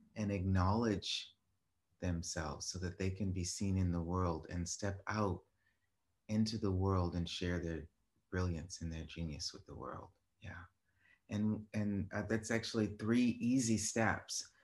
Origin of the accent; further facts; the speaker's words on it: Boston, Massachusetts, United States; moved away; I was in, uh, Boston, my hometown